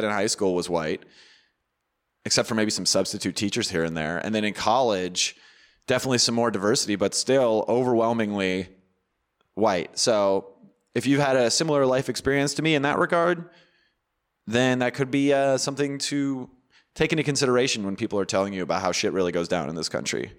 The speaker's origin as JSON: {"language": "English", "area": "near Orangevale", "region": "Northern California", "country": "United States", "tie": "born or raised there", "said": "I'm from Northern California, which is where Orangevale is. Orangevale was a neighboring city to where I grew up"}